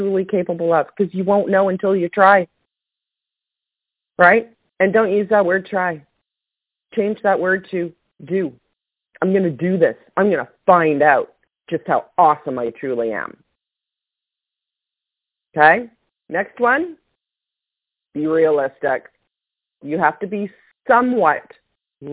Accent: Canada; I'm Canadian

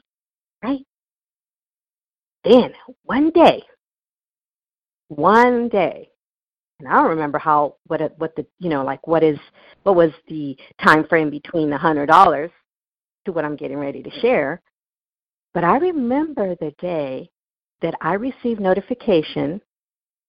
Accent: Newport Beach, California, United States; I grew up in Newport Beach, California

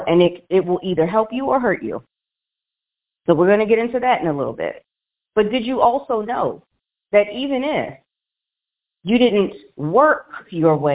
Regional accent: Washington, District of Columbia, United States; moved away as an adult; now in Las Vegas, United States; we have moved just a couple months ago from our home, well, my hometown of Washington, D.C.

